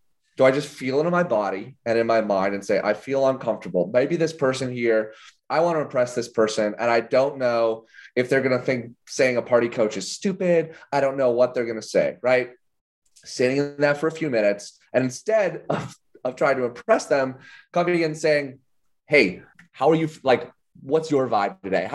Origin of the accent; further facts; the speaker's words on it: Illinois, United States; I grew up in Illinois